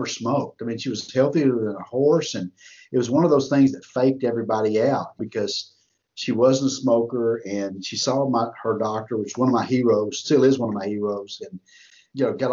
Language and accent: English; Texas, United States; I'm from Texas.